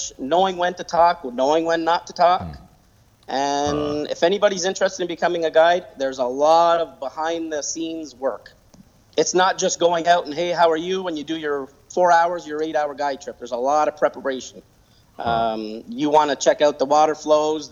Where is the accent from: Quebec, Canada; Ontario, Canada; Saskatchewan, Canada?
Quebec, Canada; Montreal; also born or lived in Adirondacks, New York; now in United States; I'm originally from Montreal, Quebec. When I came to the Adirondacks